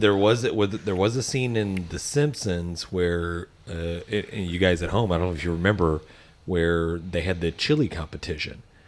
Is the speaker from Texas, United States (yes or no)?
yes; Texas, United States; we're from Texas